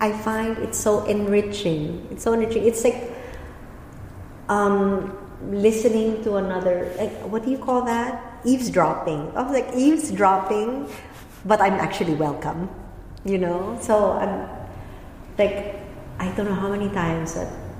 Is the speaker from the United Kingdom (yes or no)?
no; Philippines; moved away; With Filipino, from my home country, with Filipino and with German, I stutter still.